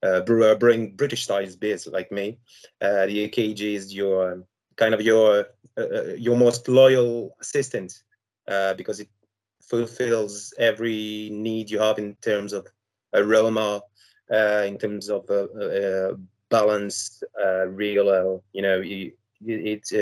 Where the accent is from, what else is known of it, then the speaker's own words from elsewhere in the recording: Brittany, France; I'm from France, Brittany, so west part of France